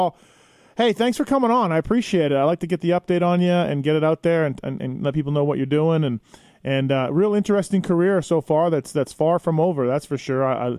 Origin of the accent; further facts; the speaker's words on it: Canada; my home country of Canada